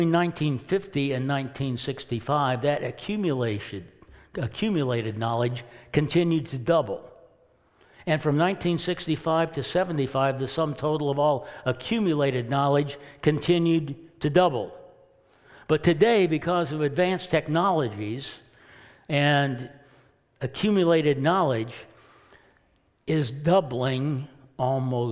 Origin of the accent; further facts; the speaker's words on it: Kansas, United States; as a young boy growing up in Kansas